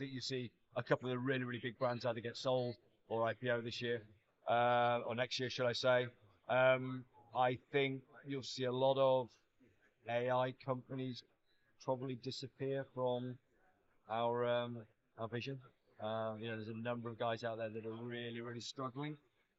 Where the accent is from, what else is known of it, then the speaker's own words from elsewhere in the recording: Nigeria; moved away; I grew up in Nigeria.